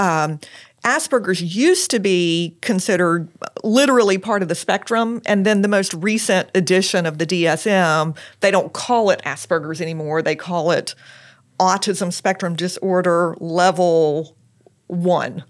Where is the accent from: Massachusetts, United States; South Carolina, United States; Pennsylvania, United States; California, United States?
South Carolina, United States; Lexington; moved away as an adult; also born or lived in Charleston, South Carolina / Washington, D.C.; I am from Lexington, South Carolina originally